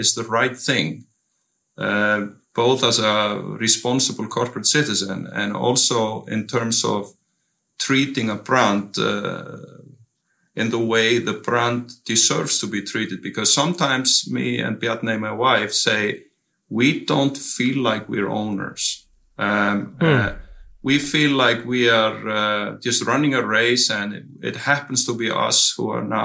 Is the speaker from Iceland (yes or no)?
yes; Iceland; English is a second language; moved away as an adult; also born or lived in San Diego, United States; I'm born and raised in Iceland, and even though I lived 9 years of my life somewhere else, I love being here